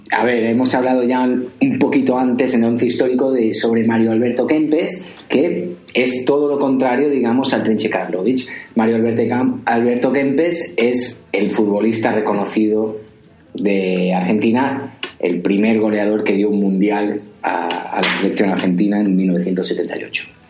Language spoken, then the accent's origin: Spanish; Valencian Community, Spain; yo soy valenciano